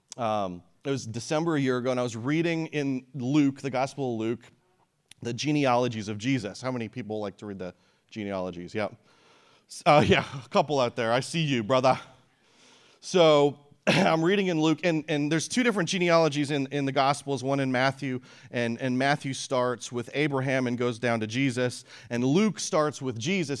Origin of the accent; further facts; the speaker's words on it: Canada; now in Peoria, United States; I was born in Canada. I live in Peoria now. That's my hometown.